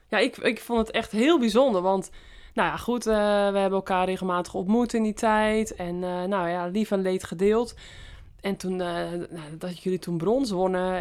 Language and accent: Dutch; West-Friesland, North Holland, Netherlands; moved away as an adult; also born or lived in Apeldoorn; mijn roots liggen natuurlijk in West-Friesland. Eh, eerst de 28 jaar gewoond van mijn leven en nu sinds, sinds drie jaar ook weer.